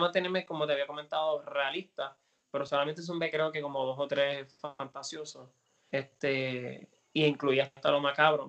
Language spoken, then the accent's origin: Spanish; Puerto Rico; es mi tierra, mi isla, mi cultura, es quien yo soy